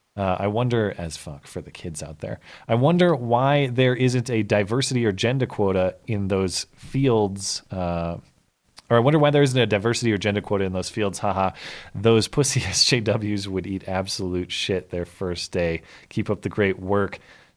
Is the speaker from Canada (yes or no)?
no; Australia; As an Australian, I understand I haven't got a horse in this race